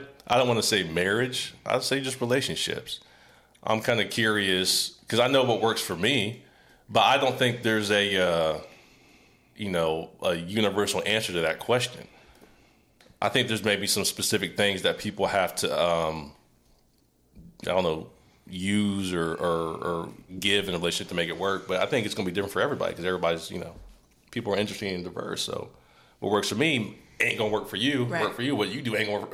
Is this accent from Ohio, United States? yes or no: yes; Ohio, United States; moved away; also born or lived in Tennessee / Springfield, Ohio / Memphis, Tennessee; I'm from Ohio, raised in Ohio and Tennessee.